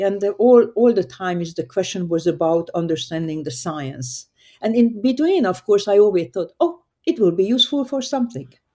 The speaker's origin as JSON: {"language": "English", "country": "Hungary", "tie": "born or raised there", "moved": "yes", "said": "I grew up in Hungary, a very small town"}